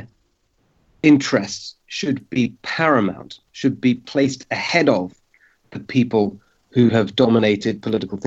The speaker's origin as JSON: {"language": "English", "region": "London", "country": "United Kingdom", "tie": "born or raised there", "moved": "as an adult", "lives_now": "United States", "said": "My parents are Hungarian. I was born myself in London in the UK, but my parents both fled communism in Hungary and were welcomed into the UK"}